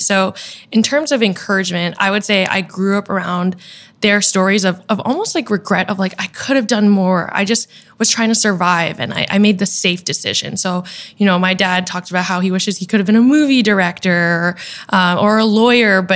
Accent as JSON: {"language": "English", "town": "Boston", "region": "Massachusetts", "country": "United States", "moved": "yes", "lives_now": "New York City, United States", "said": "I am a Vietnamese American. I'm from Boston originally, and now I'm based out of New York City"}